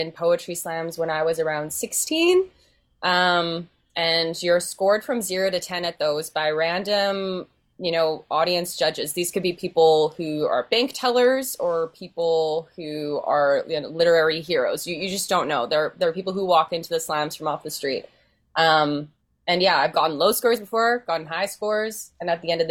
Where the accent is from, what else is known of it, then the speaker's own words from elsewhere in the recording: Winnipeg, Manitoba, Canada; also born or lived in Headingley; I grew up in Winnipeg, and my family moved to Headingley during the before times